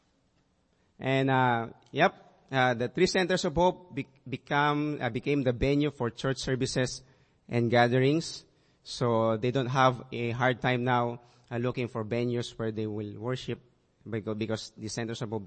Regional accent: Kalibo, Western Visayas, Philippines; we're able to move to my hometown in Calibo

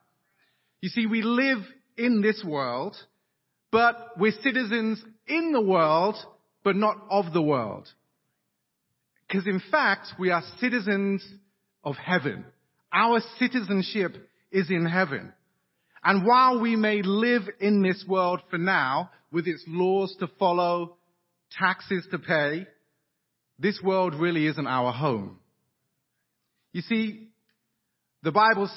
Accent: England, United Kingdom; accent: English; even though you can hear my English accent, I'm actually, we are dual citizens. So my dad was American.

